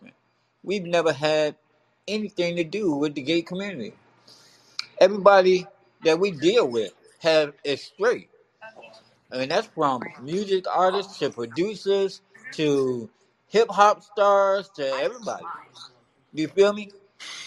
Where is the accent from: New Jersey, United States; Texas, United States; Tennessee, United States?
New Jersey, United States; Newark; I'm from the hood, man. I'm from Brick City, Jersey.